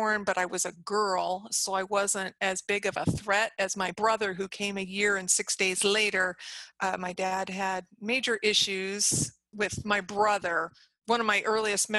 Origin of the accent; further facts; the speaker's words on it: Galena, Illinois, United States; I was born in Illinois, Northern Illinois, and I grew up in a small town called Galena